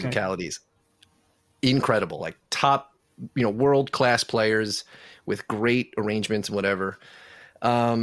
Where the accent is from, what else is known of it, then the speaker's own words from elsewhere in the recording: Selden, New York, United States; I grew up in Selden. Okay. Went to New Lane Elementary, Selden Middle School, and Newfield High School